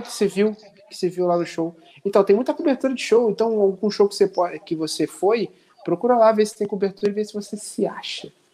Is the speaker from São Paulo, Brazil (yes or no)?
no; Nova Iguaçu, Rio de Janeiro, Brazil; eu sou de Nova Iguaçu e sou preto